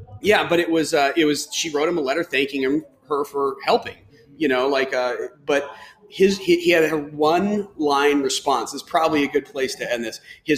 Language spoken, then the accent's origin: English; Texas, United States; I grew up in Texas